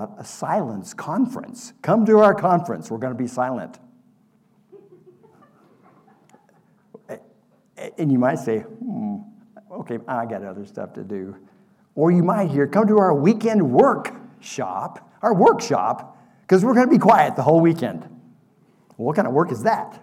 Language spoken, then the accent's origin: English; Oklahoma, United States; I grew up in Oklahoma